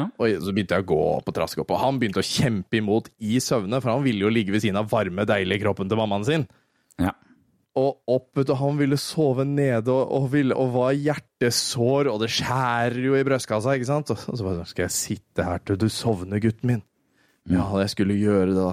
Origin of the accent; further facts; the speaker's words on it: Våler, Østfold, Norway; Jeg kommer jo fra Våler